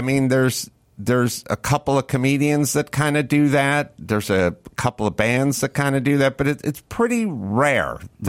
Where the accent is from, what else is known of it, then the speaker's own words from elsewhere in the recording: Los Angeles, California, United States; I'm from Los Angeles.